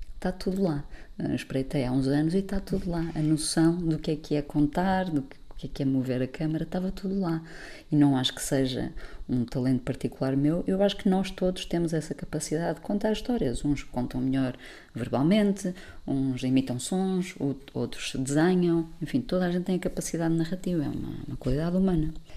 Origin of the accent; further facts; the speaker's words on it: Porto, Norte, Portugal; moved away as an adult; also born or lived in Lisbon; sou do Porto, vim para Lisboa uhum. estudar desporto